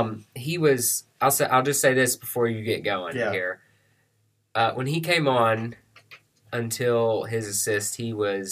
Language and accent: English; United States; I'm also American